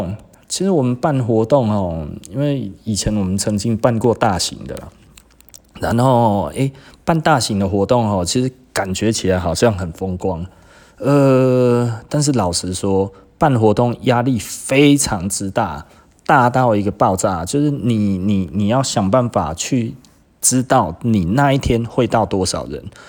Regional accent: Singapore; 我们新加坡哦。人均比日本还高啊

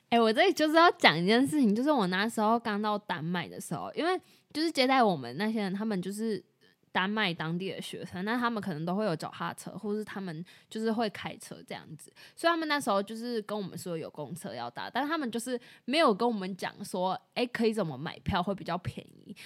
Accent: Taiwan; 我们在台湾长大

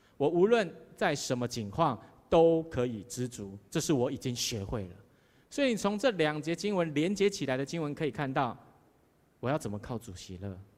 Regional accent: southern Taiwan, Taiwan; moved away; 我们南部人就比较慢活，特别我是台南人

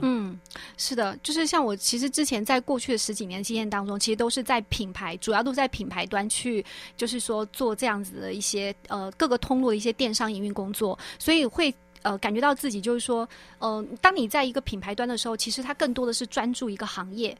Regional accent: Guizhou, China; also born or lived in Shanghai; now in Taiwan; 我的老家在贵州，就是贵州茅台

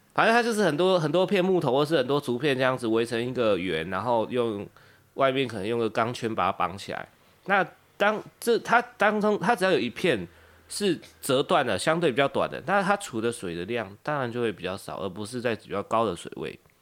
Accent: Kaohsiung, Taiwan; now in Taoyuan, Taiwan; 我是高雄人，然后我现在的服务的地点，我现在工作的地方，我公司是在北部，就是在桃园

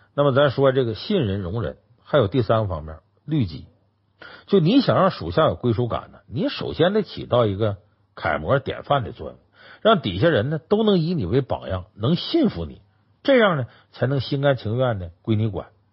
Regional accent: Northeast China, China; accent: Northeastern; 是我们东北话

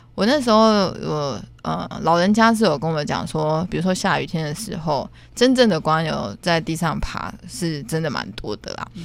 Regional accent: Taiwan; 在我们的台湾， 尤其是台南

